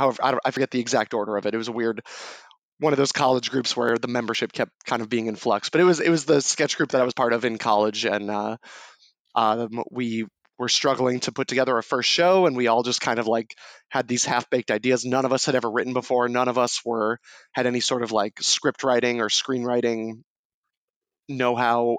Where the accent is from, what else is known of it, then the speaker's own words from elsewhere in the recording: New Hampshire, United States; I'm from New Hampshire